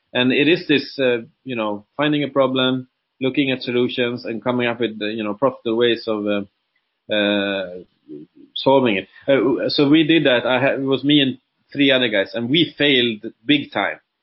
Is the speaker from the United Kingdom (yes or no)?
no; Sweden; moved away as an adult; now in Dubai, United Arab Emirates; I'm uh, originally from Sweden, like I said, and been living in Dubai since 2007